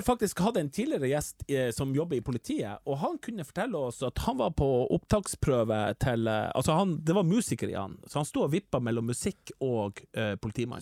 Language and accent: Norwegian; Northern Norway, Norway; En stor del av min identitet at jeg føler at jeg er veldig nordnorsk